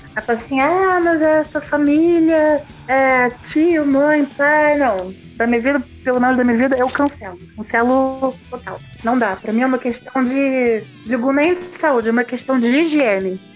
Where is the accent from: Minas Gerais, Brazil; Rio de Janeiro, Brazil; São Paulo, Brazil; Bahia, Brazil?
Rio de Janeiro, Brazil; also born or lived in Germany; a cena do Rio de Janeiro, que é de onde eu sou, onde eu moro